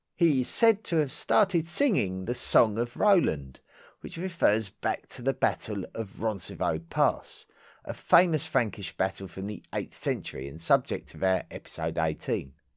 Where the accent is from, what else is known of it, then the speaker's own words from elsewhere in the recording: England, United Kingdom; As an Englishman and someone who loves the history of my country